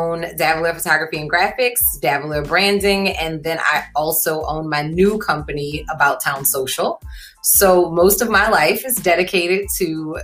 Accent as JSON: {"language": "English", "town": "New Orleans", "region": "Louisiana", "country": "United States", "tie": "born or raised there", "also_born_or_lived": "New York", "moved": "as an adult", "said": "I am born and bred in New Orleans. I finished high school at Ursuline Academy"}